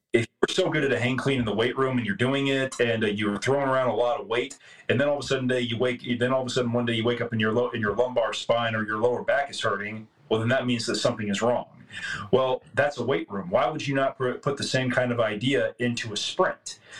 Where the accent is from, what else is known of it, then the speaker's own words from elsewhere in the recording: Tyler, Texas, United States; I grew up here in Tyler, Texas